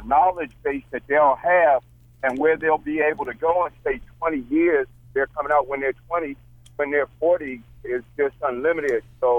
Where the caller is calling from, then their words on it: Georgia, United States; I'm calling you from Georgia.